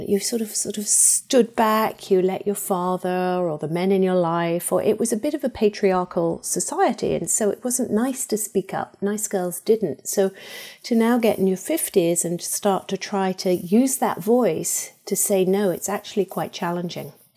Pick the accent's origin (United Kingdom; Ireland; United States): United Kingdom; England; moved away; I was brought up in England